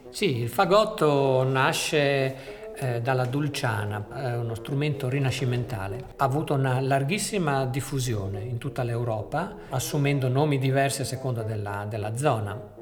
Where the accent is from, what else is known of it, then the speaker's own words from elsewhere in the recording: near Venice, Veneto, Italy; noi che siamo nati dalle parti di Venezia